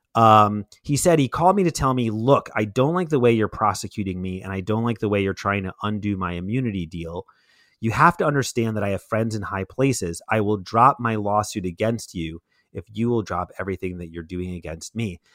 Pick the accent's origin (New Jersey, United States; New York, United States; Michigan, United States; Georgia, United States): New York, United States; New York City; growing up in Brooklyn